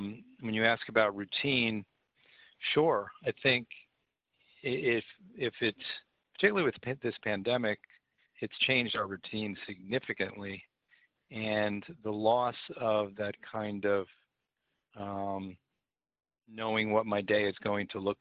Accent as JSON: {"language": "English", "region": "New Jersey", "country": "United States", "also_born_or_lived": "Charlotte, North Carolina", "moved": "as an adult", "lives_now": "Vancouver, Canada", "said": "I am from New Jersey"}